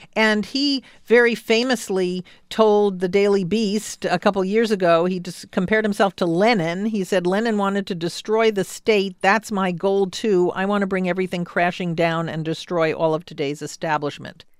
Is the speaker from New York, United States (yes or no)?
yes; New York City, New York, United States; moved away; I was born in Jackson Heights in Queens, too